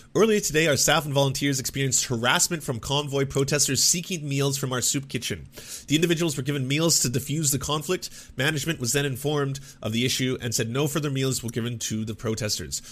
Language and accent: English; Canada; I grew up in the Canadian, uh, public education system